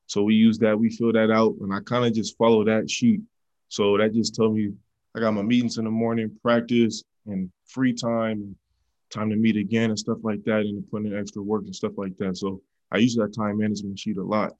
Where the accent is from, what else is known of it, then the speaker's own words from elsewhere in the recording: Oakland, California, United States; also born or lived in Brentwood, California; I got to Brentwood my freshman year in high school. Man, I was coming from Oakland, and I just got to Brentwood